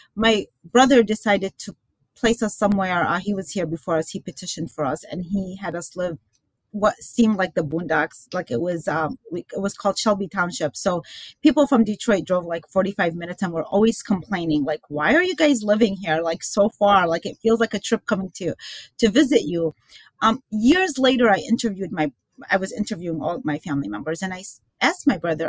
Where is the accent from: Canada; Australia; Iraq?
Iraq; Baghdad, Baghdad Governorate; now in United States; I was born in Baghdad